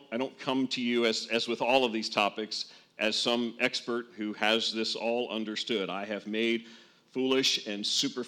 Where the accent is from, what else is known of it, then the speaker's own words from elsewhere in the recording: northern New Jersey, United States; I grew up in a pretty much all-white suburb outside of New York City in northern New Jersey.